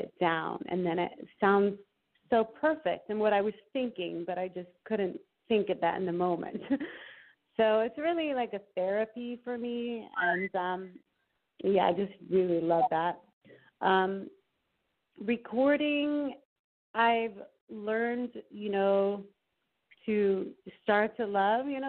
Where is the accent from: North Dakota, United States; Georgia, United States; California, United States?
California, United States; Idyllwild; also born or lived in Aix-en-Provence, France / Los Angeles; I grew up in Idlewild